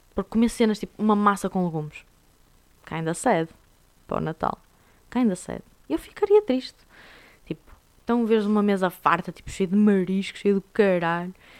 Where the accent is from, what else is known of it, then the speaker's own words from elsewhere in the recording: Portugal; somos nós portugueses